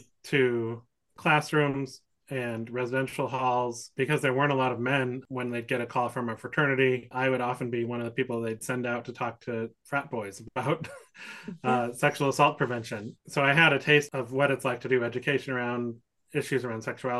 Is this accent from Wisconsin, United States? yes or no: yes; Wisconsin, United States; now in San Francisco, United States; I grew up in Wisconsin and went to middle school and high school